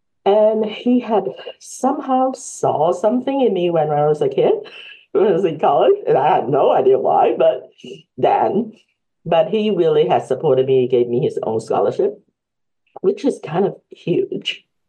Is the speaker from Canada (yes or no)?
no; Hong Kong; also born or lived in Lawrence; now in United States; well, I'm Chinese American. My parents came, well, we came from Hong Kong, like in 1985.